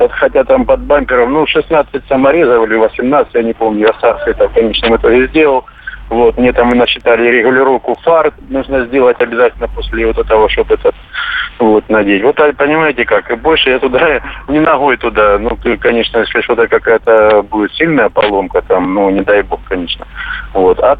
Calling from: Kaliningrad, Kaliningrad Oblast, Russia; Здравствуйте, из Калининграда.

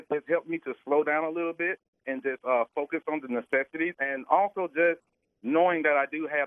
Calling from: Atlanta, Georgia, United States; I'm in Atlanta, Georgia.

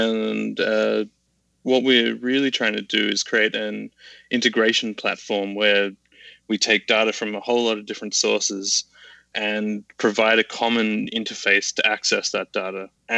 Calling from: Sydney, New South Wales, Australia; Calling in from chilly Sydney, Australia.

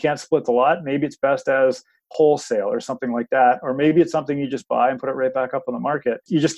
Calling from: Oshawa, Ontario, Canada; I am in Oshawa today.

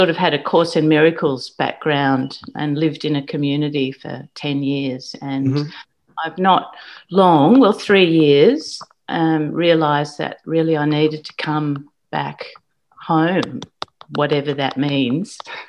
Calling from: Queensland, Australia; Queensland, yeah.

